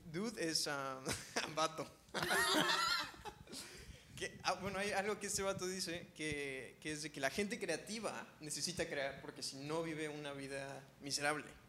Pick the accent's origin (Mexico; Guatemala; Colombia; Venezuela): Mexico; Ensenada, Baja California; now in Cancún, Mexico; Yo soy de Ensenada, Baja California